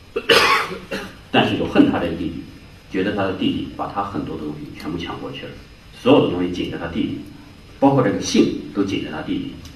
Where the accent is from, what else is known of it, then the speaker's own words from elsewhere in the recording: Jiangsu, China; 我是江苏人